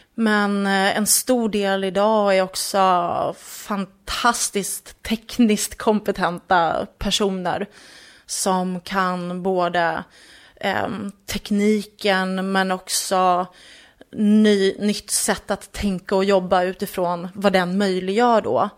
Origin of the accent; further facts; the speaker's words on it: just north of Enköping, Uppsala County, Sweden; strax norr om Enköping är jag uppvuxen